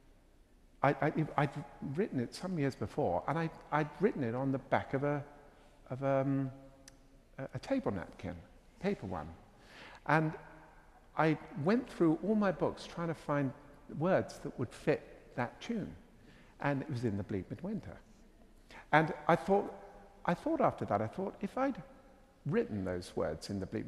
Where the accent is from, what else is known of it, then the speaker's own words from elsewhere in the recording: England, United Kingdom; accent: English; my English accent